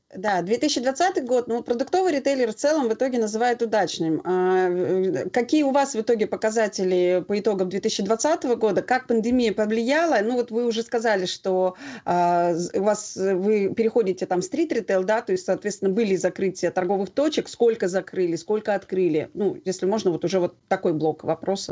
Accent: Moscow, Russia; мы как москвичи, да, то есть ну, как в московском регионе

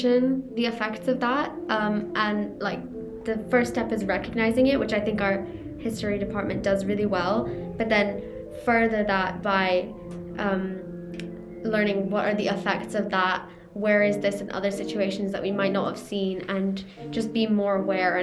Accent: United Kingdom; also born or lived in India; I am Indian and British.

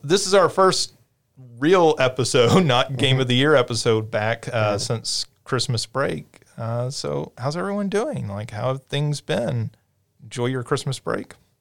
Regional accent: Paducah, Kentucky, United States; moved away; Paducah, which is where I'm from

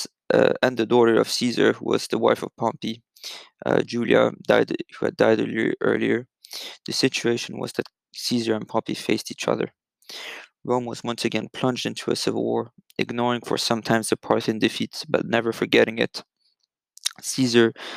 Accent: Geneva, Switzerland; I'm recording this podcast from my hometown of Geneva, Switzerland.

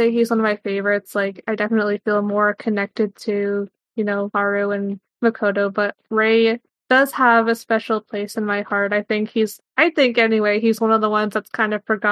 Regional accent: Canada; I am a Canadian university student

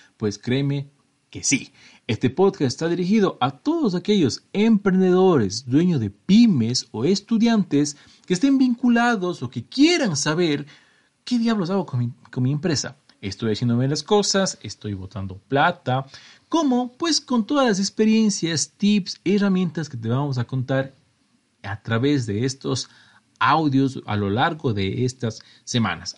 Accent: Cuenca, Azuay, Ecuador; soy de Ecuador, estoy en la mitad del mundo, de una ciudad hermosísima, patrimonio cultural de la humanidad, y bla bla, llamada Cuenca, que está al sur de mi país

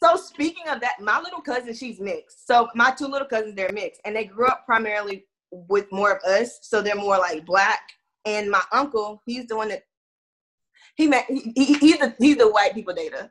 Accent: Houston, Texas, United States; moved away as an adult; also born or lived in Florida; now in Atlanta, United States; I'm from Texas and I'm from Houston, and I grew up in racism.

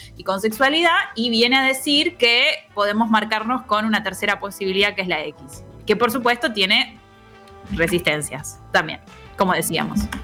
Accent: Argentina; somos todos argentinos

